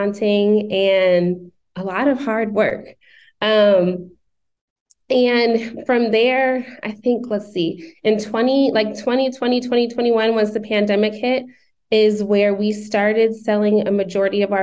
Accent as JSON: {"language": "English", "town": "Shaker Heights", "region": "Ohio", "country": "United States", "also_born_or_lived": "Massachusetts", "moved": "as an adult", "lives_now": "Atlanta, United States", "said": "I'm from Shaker Heights, Ohio, which is just outside of Cleveland"}